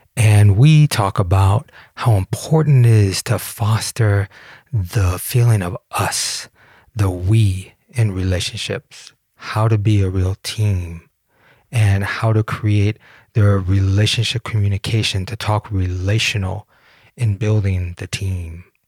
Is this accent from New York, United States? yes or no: no; Detroit, Michigan, United States; moved away as an adult; also born or lived in Denmark; I'm a boy from Detroit.